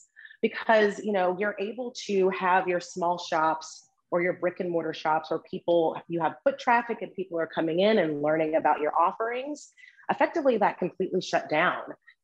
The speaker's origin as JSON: {"language": "English", "town": "Memphis", "region": "Tennessee", "country": "United States", "moved": "as an adult", "lives_now": "Washington, DC area, United States", "said": "I am originally from Memphis, Tennessee, but have been living in the DC area for right at 7 years."}